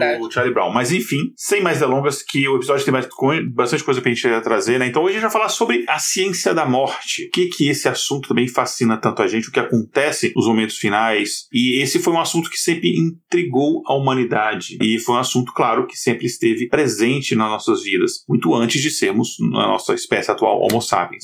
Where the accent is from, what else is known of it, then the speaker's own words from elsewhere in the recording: Brazil; now in United States; mas no Brasil especificamente, que eu me lembro, né, que onde eu cresci